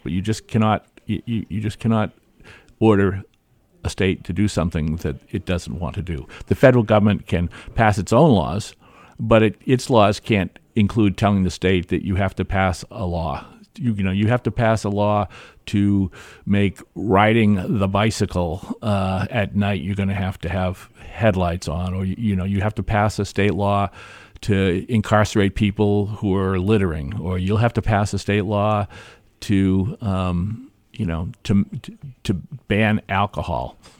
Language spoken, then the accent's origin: English; Hampton, New Hampshire, United States; I grew up in Hampton, and I grew up in a dry town.